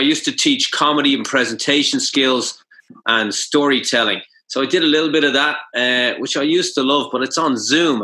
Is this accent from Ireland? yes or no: yes; Ireland; moved away as an adult; now in Japan; we have a famous hero called Cú Chulainn that we learned about